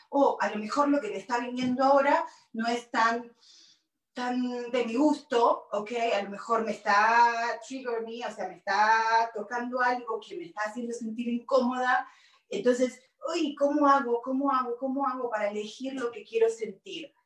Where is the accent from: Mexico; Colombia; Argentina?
Argentina; moved away as an adult; also born or lived in Virginia, United States; now in Los Angeles, United States; soy argentina, vine hace 29 años de Argentina y me vine de Argentina a Buenos Aires a Virginia.